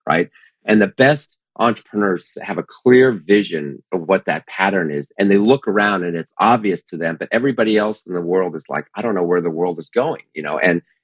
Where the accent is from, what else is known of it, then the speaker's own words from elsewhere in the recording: New Jersey, United States; I grew up in New Jersey